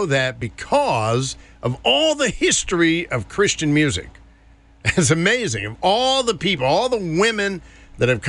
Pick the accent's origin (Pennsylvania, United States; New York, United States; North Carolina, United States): North Carolina, United States; When I was a kid growing up in North Carolina